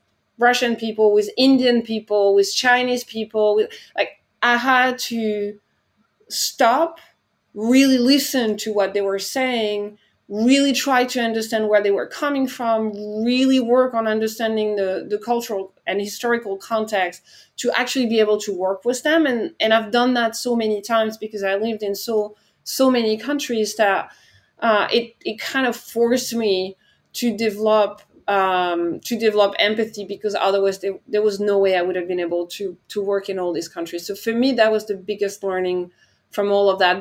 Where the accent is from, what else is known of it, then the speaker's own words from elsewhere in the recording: France; moved away as an adult; my home country, France